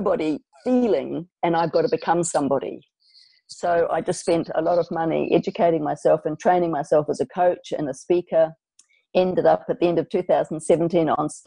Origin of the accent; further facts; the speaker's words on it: New Zealand; now in Australia; I'm from New Zealand